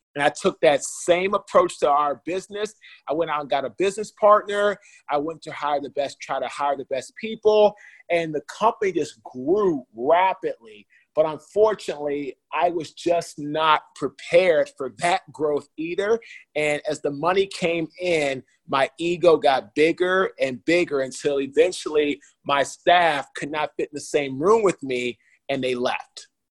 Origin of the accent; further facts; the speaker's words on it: Washington, District of Columbia, United States; I'm from Washington, D.C., the nation's capital uh, in the USA.